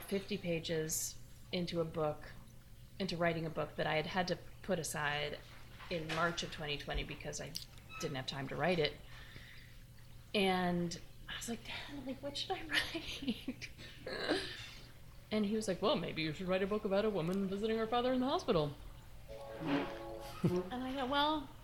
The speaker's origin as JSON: {"language": "English", "region": "New York", "country": "United States", "tie": "born or raised there", "also_born_or_lived": "Wisconsin / Brooklyn, New York", "said": "I grew up on the Upper West Side"}